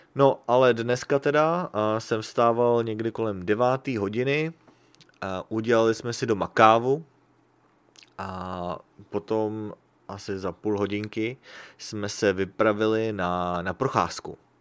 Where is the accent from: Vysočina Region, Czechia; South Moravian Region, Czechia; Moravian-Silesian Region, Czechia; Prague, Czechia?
Prague, Czechia; now in Sacramento, United States; Když jsem byl v Praze